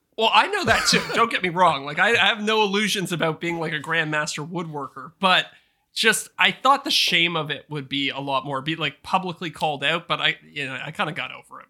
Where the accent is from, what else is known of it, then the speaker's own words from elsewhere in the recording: Canada; accent: Canadian; my Canadian accent